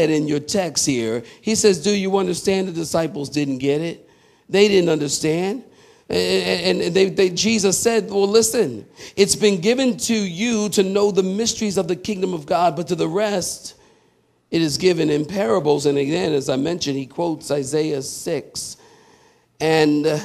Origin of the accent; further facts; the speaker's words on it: Philadelphia, Pennsylvania, United States; I'm from Philly